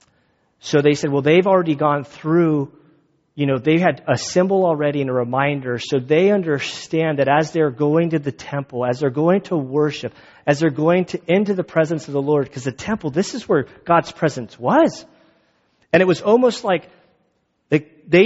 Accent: Valley Center, United States; I'm from Valley Center

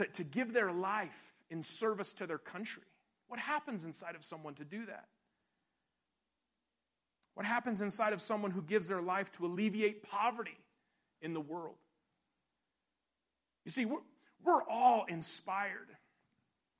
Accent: Durango, Colorado, United States; I grew up here in Durango.

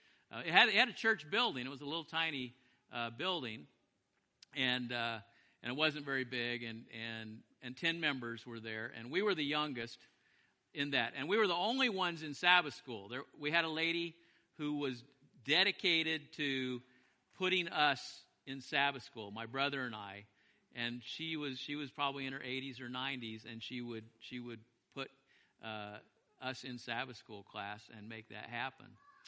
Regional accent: Big Spring, Texas, United States; I was born in Big Spring, Texas, and I spent probably total 10 years of my life in Big Spring, Texas.

